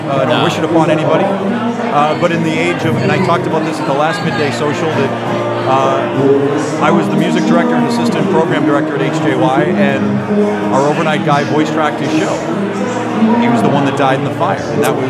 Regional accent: Boston, Massachusetts, United States; I'm from Boston.

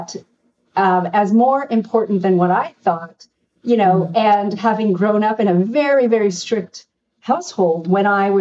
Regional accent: Canada; I'm from a Korean family. It was very much about becoming a marriageable girl, even though I grew up in Canada

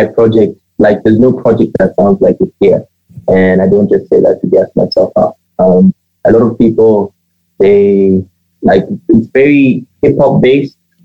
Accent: Botswana; I am originally from Zim. My parents, they left Zim in 1990, and they relocated to the site, and I was born here

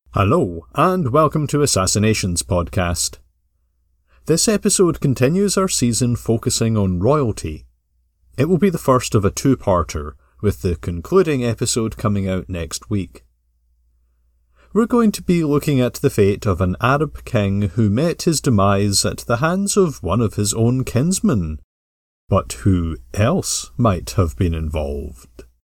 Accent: Glasgow, Scotland, United Kingdom; growing up in Glasgow

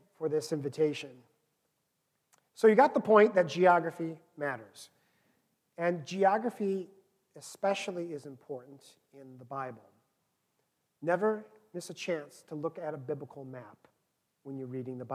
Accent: Minnesota, United States; moved away as an adult; now in Chicago, United States; I was from Minnesota.

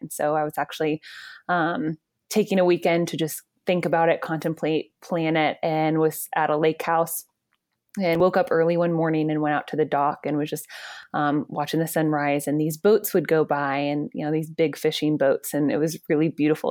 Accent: Georgia, United States; I grew up in Georgia, and then I went to U G

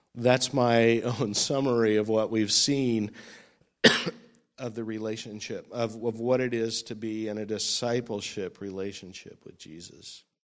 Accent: California, United States; moved away as an adult; also born or lived in Florida; when I move back to my home state

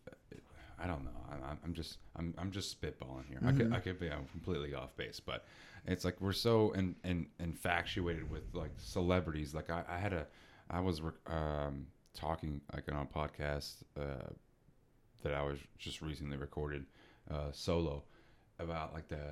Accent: Texas, United States; We're both from Texas

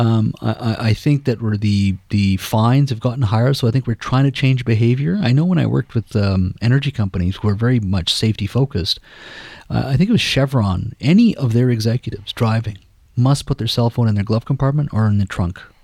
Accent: Williams Lake, British Columbia, Canada; also born or lived in Beijing, China / Delhi, India; now in Richmond, Canada; my hometown of Williams Lake

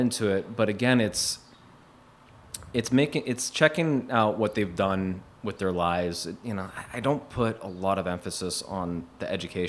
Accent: Youngstown, Ohio, United States; You know, I grew up in Youngstown, Ohio. Wanted to get out of Youngstown.

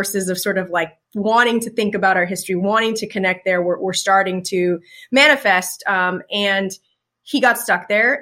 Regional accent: Seattle, Washington, United States; also born or lived in Burien, Washington; born and raised in Seattle, in South Seattle

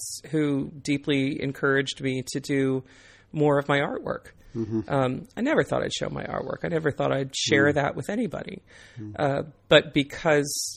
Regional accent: Northern Virginia, United States; I come from Northern Virginia

